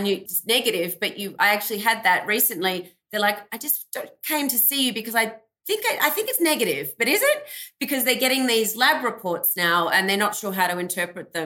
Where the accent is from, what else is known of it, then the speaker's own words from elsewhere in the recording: Australia; moved away as an adult; also born or lived in Melbourne, Australia; now in United States; I grew up in Australia, hence my accent.